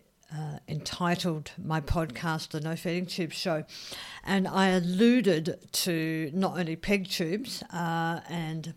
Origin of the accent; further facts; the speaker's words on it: Australia; I'm an Australian. I love my big gutsy reds. I love wine. I love sparkling wine. You know, we have a bit of a drinking culture here. And, yeah, that's what I was brought up